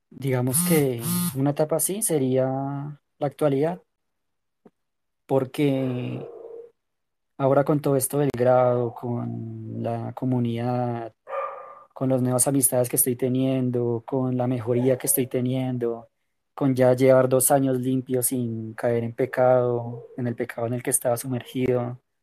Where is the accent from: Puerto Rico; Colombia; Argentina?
Colombia; soy de Colombia